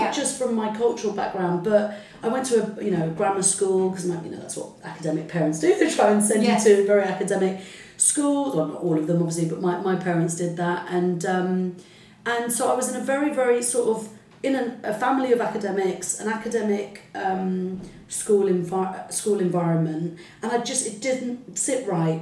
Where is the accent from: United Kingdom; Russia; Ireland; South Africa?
United Kingdom; Salisbury, South West England; first language Arabic; English is a second language; also born or lived in Heliopolis, Cairo, Egypt; we came to a very kind of uh, sort of lovely white middle class mm-hmm. uh, town called Salisbury in Wiltshire